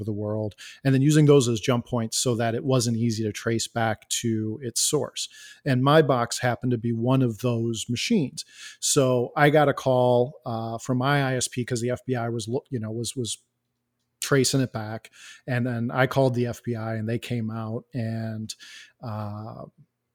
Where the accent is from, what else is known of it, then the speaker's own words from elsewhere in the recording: Elgin, Illinois, United States; I am from Elgin, Illinois.